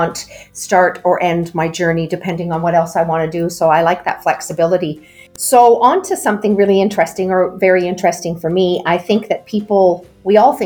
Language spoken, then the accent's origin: English; East Coast of Canada, Canada; accent: Canadian; You can tell from my accent that I am a Canadian, however I'm from the East Coast